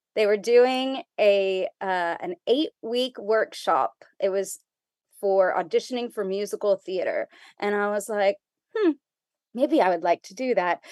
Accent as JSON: {"language": "English", "town": "McAllen", "region": "Texas", "country": "United States", "tie": "born or raised there", "said": "I was, uh, born and raised in McAllen, Texas"}